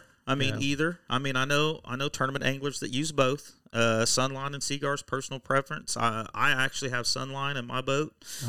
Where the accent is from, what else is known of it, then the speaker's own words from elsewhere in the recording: Oklahoma, United States; I'm from Oklahoma.